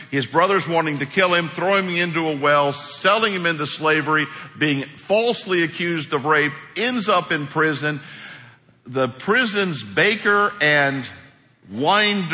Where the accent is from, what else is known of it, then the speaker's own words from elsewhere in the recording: Hawk Point, Missouri, United States; moved away; my hometown of Hawk Point for a while. Hawk Point, Missouri is where I'm from.